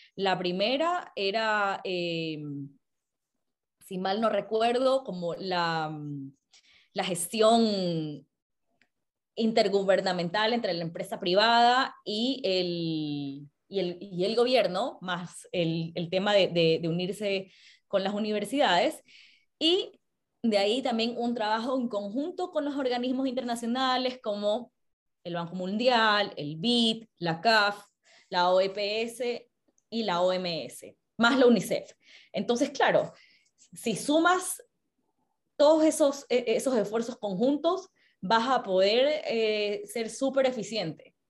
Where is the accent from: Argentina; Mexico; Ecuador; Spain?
Ecuador; como ecuatoriana